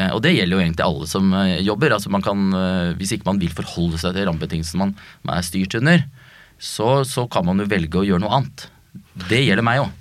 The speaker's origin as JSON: {"language": "Norwegian", "region": "Oslo", "country": "Norway", "tie": "born or raised there", "said": "jeg er født og oppvokst på Bøler"}